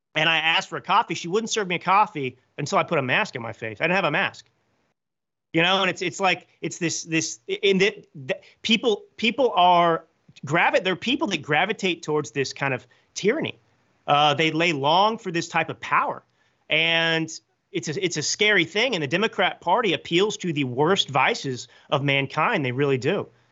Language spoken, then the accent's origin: English; Texas, United States; moved away as an adult; also born or lived in New York City / Milan / Hollywood; I grew up in Texas to conservative parents